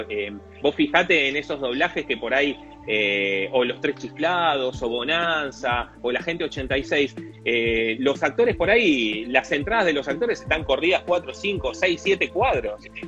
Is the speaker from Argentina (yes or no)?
yes; Mar de Ajó, Buenos Aires Province, Argentina; moved away; also born or lived in Lanús; Yo soy de Mar de Ajó